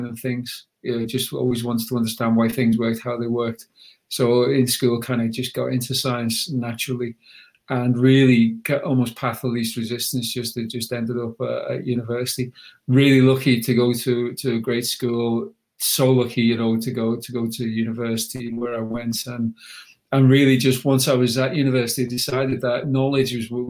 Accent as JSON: {"language": "English", "town": "Huyton", "region": "North West England", "country": "United Kingdom", "also_born_or_lived": "Cambridge / Oxford / Zurich", "moved": "as an adult", "said": "I'm a lad, I'm from Highton, I'm from a council estate"}